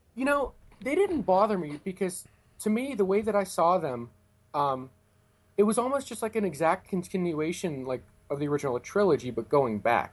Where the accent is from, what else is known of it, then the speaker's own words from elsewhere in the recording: Pennsylvania, United States; I'm from Pennsylvania